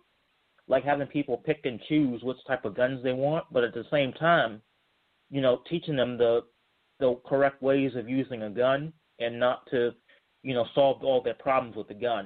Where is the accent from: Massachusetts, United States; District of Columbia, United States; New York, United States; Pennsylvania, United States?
District of Columbia, United States; Washington; now in Charlottesville, United States; Charlottesville, Virginia, but I'm originally from Washington, D.C.